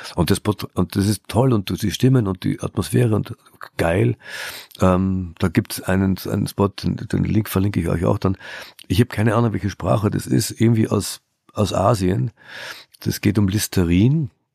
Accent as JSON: {"language": "German", "country": "Austria", "tie": "born or raised there", "also_born_or_lived": "Germany", "moved": "yes", "said": "in Österreich, Schande über, über mein, mein Heimatland"}